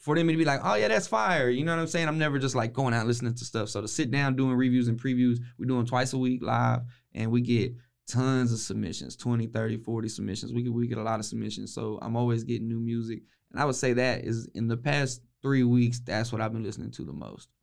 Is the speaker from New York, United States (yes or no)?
no; West, Texas, United States; I'm from West